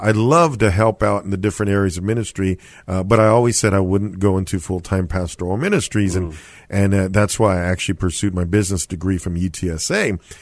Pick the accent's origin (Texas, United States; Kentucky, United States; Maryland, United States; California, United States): Texas, United States; San Antonio; I was born and raised here in San Antonio, went to Jefferson High School